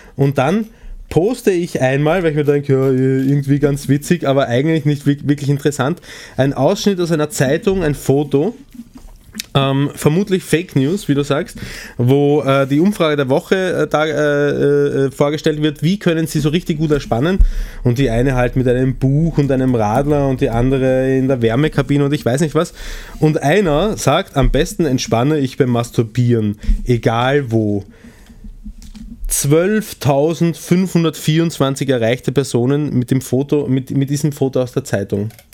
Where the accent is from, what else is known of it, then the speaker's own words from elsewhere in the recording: Vienna, Austria; accent: Prolo-Wienerisch (Viennese); was ich rauslassen habe, ist mehr so das Prolo-Wienerisch